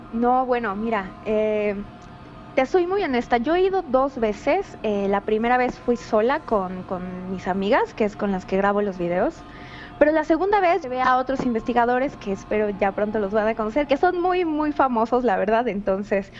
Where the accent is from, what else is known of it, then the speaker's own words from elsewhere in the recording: Cuernavaca, Morelos, Mexico; yo soy de acá de Cuernavaca, Morelos